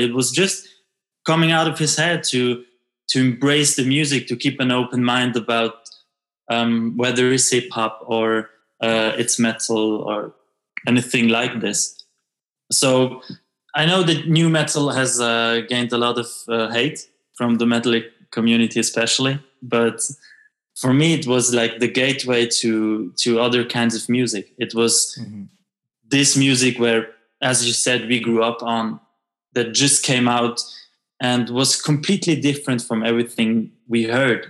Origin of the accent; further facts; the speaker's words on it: Switzerland; me as an half Italian, half French kid growing up in Switzerland